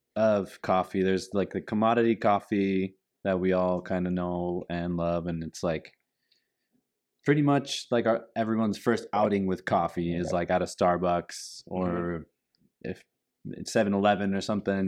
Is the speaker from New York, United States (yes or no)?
no; Vista, California, United States; we come from Vista, which is uh, in skateboarding is a huge hub of skateboarding